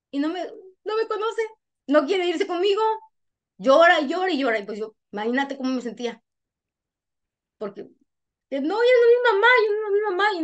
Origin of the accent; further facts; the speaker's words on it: Honduras; yo no creo que me vine de Honduras por, por buena